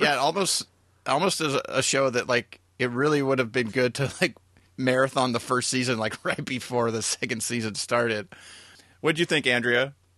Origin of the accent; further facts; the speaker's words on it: United States; as an American that grew up